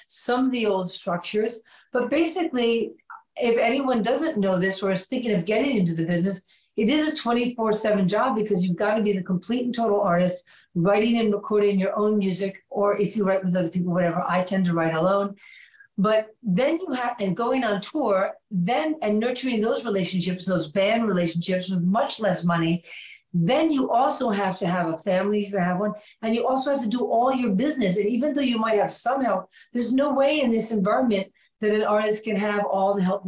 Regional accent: New York City, New York, United States; moved away as an adult; I moved back to my hometown, New York

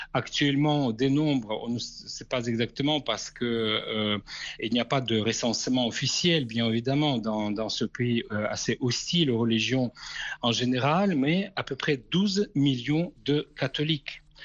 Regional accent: Kazakhstan; moved away; du Kazakhstan, mon pays natal

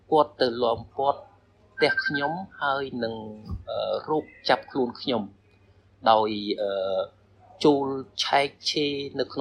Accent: Cambodia; born or raised there; moved away as an adult; now in Thailand

